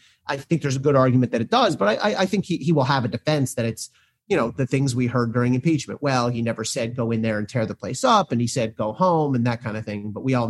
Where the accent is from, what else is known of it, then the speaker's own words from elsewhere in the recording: New Jersey, United States; also born or lived in Philadelphia; I say that as a Philly kid. I'm from South Jersey